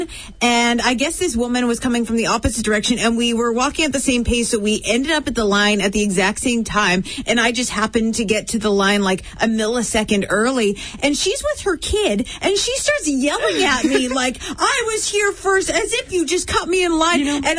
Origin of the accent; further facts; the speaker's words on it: Winnipeg, Manitoba, Canada; All of us Winnipeggers